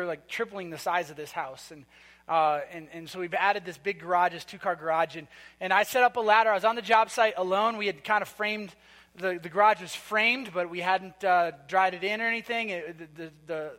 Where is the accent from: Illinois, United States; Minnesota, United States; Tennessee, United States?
Minnesota, United States; moved away; we were from Minnesota. And so we got married in a tiny little town in Minnesota